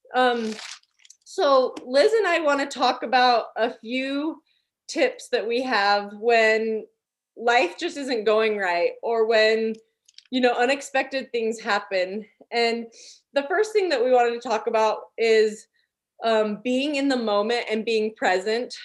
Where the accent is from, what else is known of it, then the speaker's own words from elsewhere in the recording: Utah, United States; moved away as an adult; also born or lived in Alabama / Pueblo, Colorado; I'm from Utah